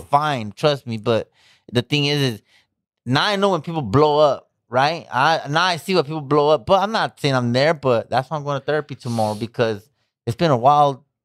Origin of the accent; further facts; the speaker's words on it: Pomona, California, United States; I'm from Pomona.